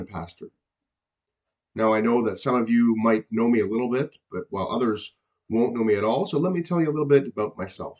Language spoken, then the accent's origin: English; Niagara region, Ontario, Canada; also born or lived in Hamilton area; I grew up in the Niagara region